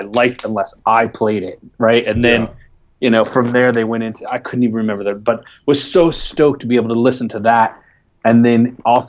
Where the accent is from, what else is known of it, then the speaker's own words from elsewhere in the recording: Detroit, Michigan, United States; moved away as an adult; also born or lived in East Lansing, Michigan / New Jersey; I'm originally from Detroit